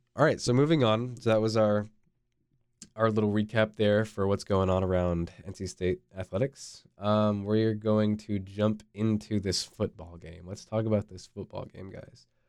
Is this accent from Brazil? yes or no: no; Fuquay-Varina, North Carolina, United States; also born or lived in Maine; I grew up in Fuquay